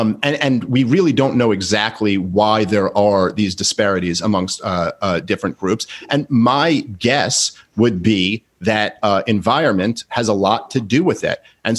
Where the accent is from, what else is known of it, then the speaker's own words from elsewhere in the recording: New York City, New York, United States; I grew up in Brooklyn.